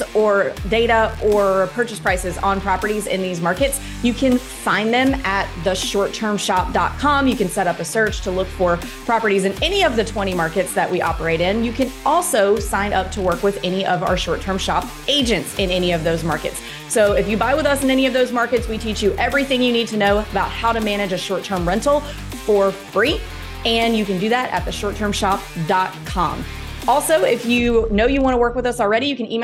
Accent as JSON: {"language": "English", "region": "the South", "country": "United States", "said": "as a Southerner"}